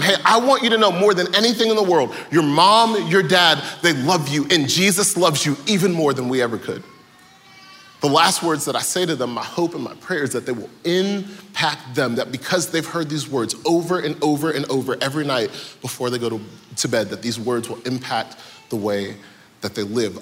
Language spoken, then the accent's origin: English; Atlanta, Georgia, United States; I am from Atlanta, born and raised.